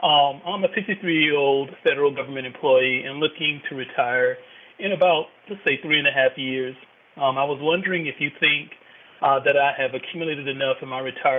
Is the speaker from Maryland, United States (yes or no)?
no; North Carolina, United States; now in Virginia, United States; My hope is to possibly move back home. My home is North Carolina, actually.